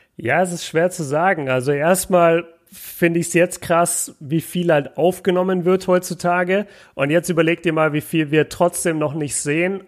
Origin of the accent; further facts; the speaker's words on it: Germany; als Deutscher